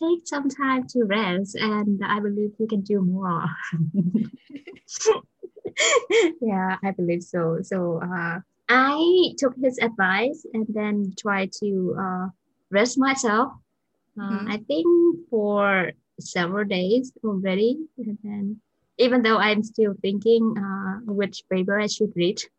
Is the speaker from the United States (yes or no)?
no; Vietnam; English is a second language; moved away as an adult; so I'm from Vietnam